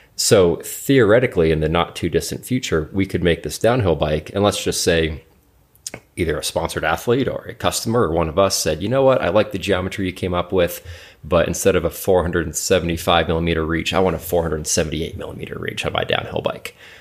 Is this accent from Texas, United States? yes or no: no; Alaska, United States; moved away; I'm from Alaska originally.